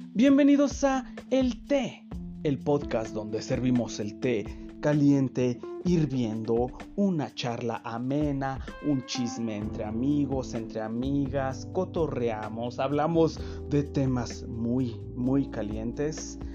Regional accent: Mexico

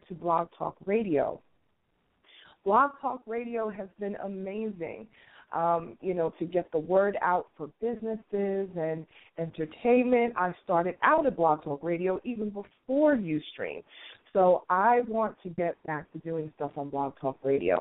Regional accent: New York City, New York, United States; moved away as an adult; also born or lived in Washington, D.C. area; now in Atlanta, United States; I am a native New Yorker, born and raised in Queens

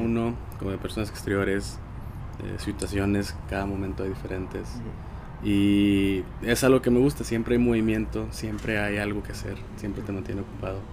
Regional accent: Monterrey, Nuevo León, Mexico; soy de Monterrey

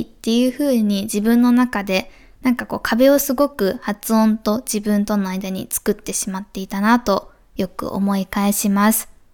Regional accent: Kansai, Japan; accent: Kansai-ben; 私もあんまり関西弁がなかなか日本語で 抜けない

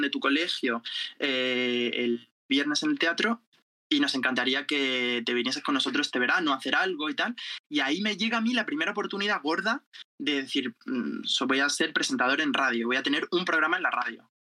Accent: Jumilla, Region of Murcia, Spain; soy de Murcia, de Jumilla, Murcia

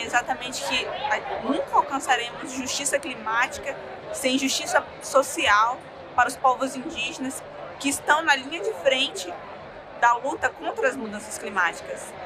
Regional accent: Rondônia, Brazil; eu sou do povo Paité Suruí de Rondônia

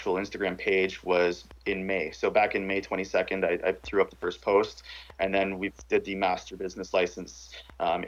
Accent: Parry Sound, Ontario, Canada; also born or lived in Ottawa; I grew up in the bush in, like, you know, basically the border of where North and South Ontario starts. Parry Sound

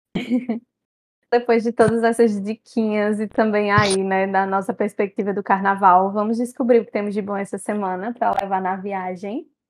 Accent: Campina Grande, Paraíba, Brazil; sou de Campina Grande, São João pisa no carnaval

